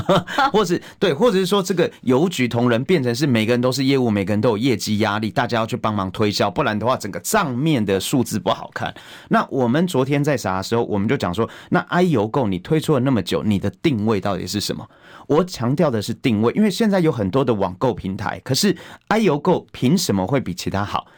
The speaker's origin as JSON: {"language": "Chinese", "country": "Taiwan", "said": "我们是台湾的主人"}